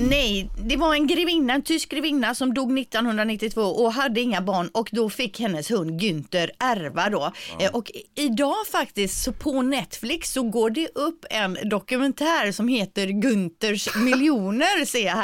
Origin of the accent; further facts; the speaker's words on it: Gothenburg, Västra Götaland, Sweden; accent: göteborgska; min göteborgska